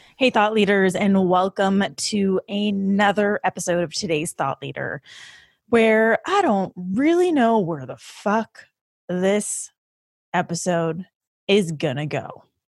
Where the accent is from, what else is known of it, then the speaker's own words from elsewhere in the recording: Vancouver, British Columbia, Canada; moved away as an adult; My entire fucking family is in Vancouver, they're in Canada. It's where I'm from